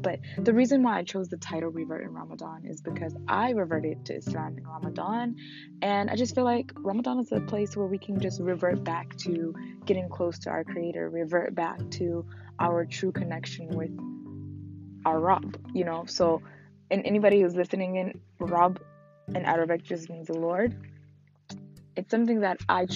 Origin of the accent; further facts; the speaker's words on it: Newark, New Jersey, United States; I'm from I'm from Jersey, so I grew up in Newark